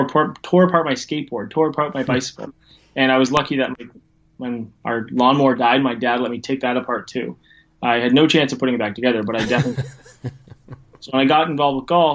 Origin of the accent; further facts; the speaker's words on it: Ontario, Canada; now in Port Dover, Canada; I'm located in Canada. I'm just a couple hours west of Toronto, in a little town called Port Dover